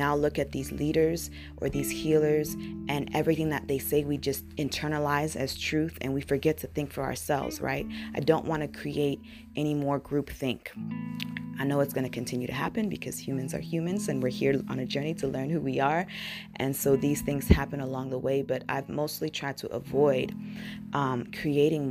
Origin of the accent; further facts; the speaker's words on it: United States; first language English; also born or lived in Burkina Faso; I came to the United States when I was very young